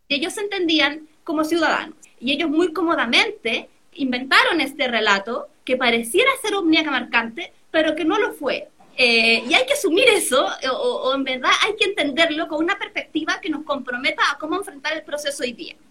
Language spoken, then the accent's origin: Spanish; San Felipe, Valparaíso, Chile; yo soy de San Felipe, que es una ciudad chiquitita que queda en el Valle Central de la Concagua